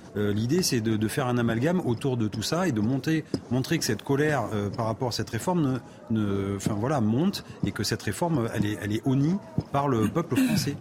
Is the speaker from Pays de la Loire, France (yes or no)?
no; Périgueux, Nouvelle-Aquitaine, France; je suis de Périgueux